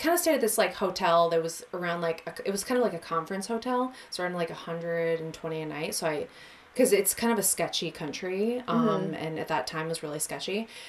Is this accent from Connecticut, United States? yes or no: yes; Connecticut, United States; I'm from Connecticut.